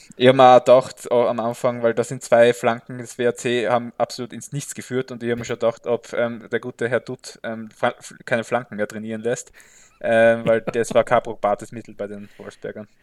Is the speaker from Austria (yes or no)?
yes; Graz, Styria, Austria; ich trage die schwarz-weißen Farben von Sturm natürlich äh, tief in meinem Herzen als Grazer